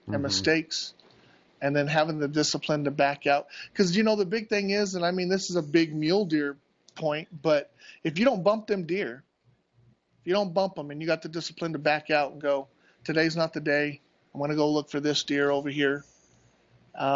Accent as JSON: {"language": "English", "region": "Southern Arizona", "country": "United States", "tie": "born or raised there", "moved": "as an adult", "said": "I grew up down here"}